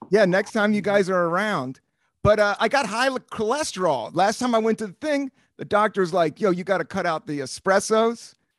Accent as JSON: {"language": "English", "country": "United States", "tie": "born or raised there", "said": "where I grew up on Capitol Hill."}